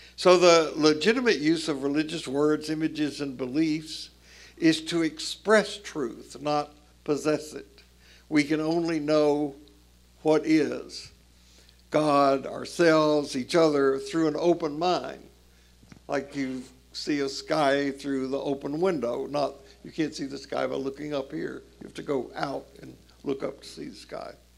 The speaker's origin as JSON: {"language": "English", "region": "Tennessee", "country": "United States", "tie": "born or raised there", "said": "I grew up in Jim Crow South, Tennessee"}